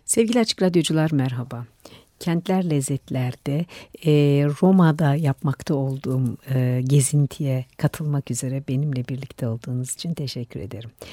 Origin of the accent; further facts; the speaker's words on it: Turkey; bizim Türkiye'de